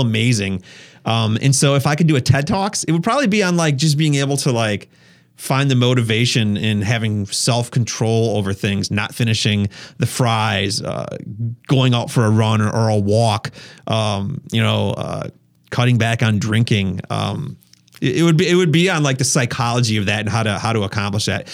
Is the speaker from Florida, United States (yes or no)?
no; Wisconsin, United States; I'm from Wisconsin